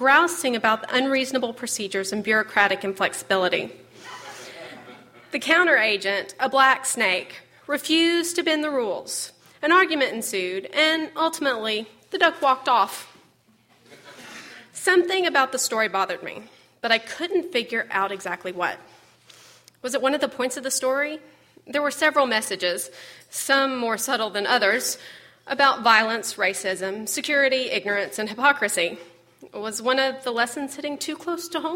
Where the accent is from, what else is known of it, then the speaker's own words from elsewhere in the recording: Fayetteville, Arkansas, United States; now in Little Rock, United States; Fayetteville, my hometown